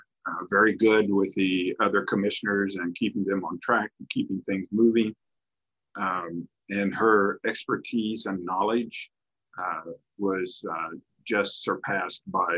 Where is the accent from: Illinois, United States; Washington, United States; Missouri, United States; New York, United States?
Missouri, United States; Farmington; I'm originally from Farmington, Missouri. Graduated high school there